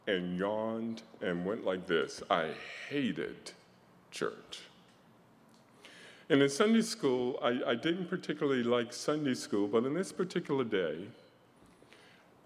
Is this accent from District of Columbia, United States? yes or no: yes; Washington, District of Columbia, United States; I was born in Washington, D.C.